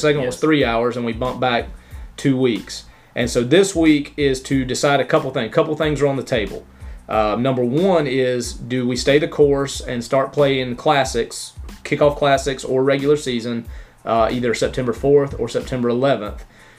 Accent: Swanee, United States; I'm from here, I'm from Swanee, this is what we want.

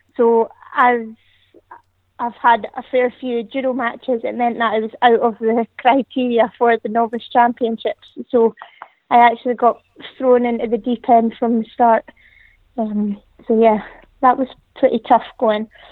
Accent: the Highlands, Scotland, United Kingdom; moved away; I'm originally from the Highlands, so there's not really too much to do.

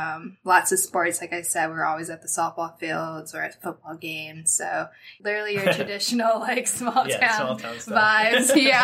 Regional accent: Hinesville, Georgia, United States; moved away; Like Chris said, I'm from Hinesville, Georgia, which is a small little military town outside of Savannah, Georgia. Grew up there. Both my parents are military, very Southern, not much to do growing up.

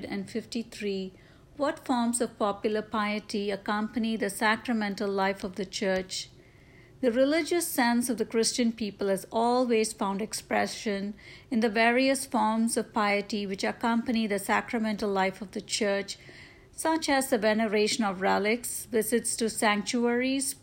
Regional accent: India; moved away; my home country in India

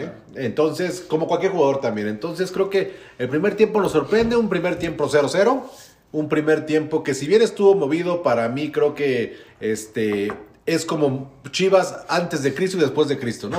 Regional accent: Mexico City, Mexico; como soy rico chilango

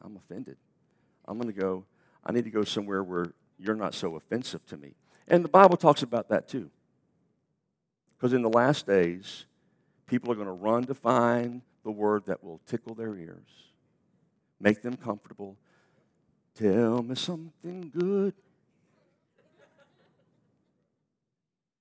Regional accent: United States; we're American

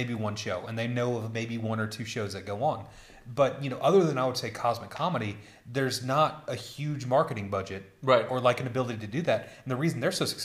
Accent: United States; moved away as an adult; now in Berlin, Germany; I'm an American. I'm in Berlin

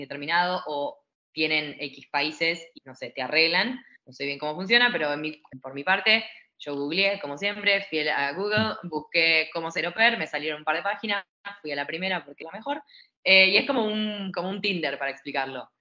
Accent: Argentina; moved away as an adult; also born or lived in Barcelona, Spain / Australia / New Zealand; now in Chiang Mai, Thailand; yo era argentina

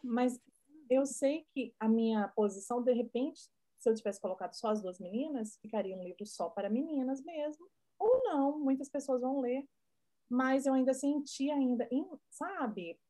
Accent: Brazil; moved away as an adult; Que eu sou brasileira, vivi minha vida inteira no Brasil

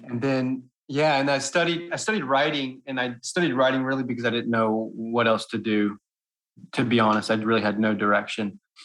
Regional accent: Texas, United States; moved away as an adult; also born or lived in South Korea / France; now in Taiwan; I'm, I'm originally from Texas

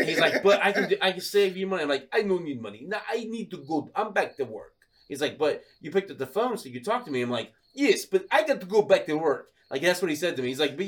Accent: Sydney, New South Wales, Australia; I'm like, that's right. I'm from Sydney.

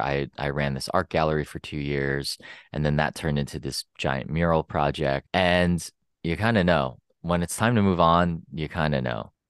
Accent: Pennsylvania, United States; moved away as an adult; also born or lived in San Francisco; now in Los Angeles, United States; I'm from Pennsylvania.

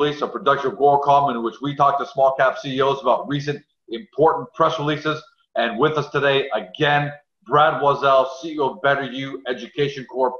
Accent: Canada; Because obviously we're Canadian and a lot of us don't know who NSDC is.

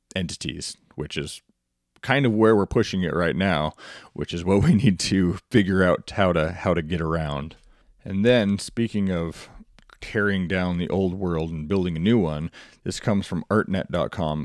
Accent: Montana, United States; my home state of Montana

